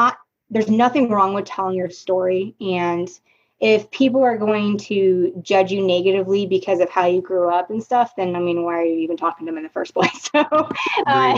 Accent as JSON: {"language": "English", "region": "Oregon", "country": "United States", "tie": "born or raised there", "moved": "yes", "said": "I grew up in Oregon, and Oregon is very primarily white"}